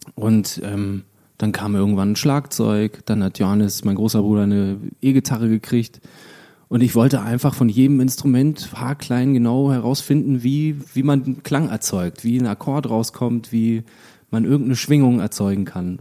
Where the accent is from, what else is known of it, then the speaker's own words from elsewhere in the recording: Lüchow, Lower Saxony, Germany; in Lüchow, das ist eine kleine Stadt in meiner Heimat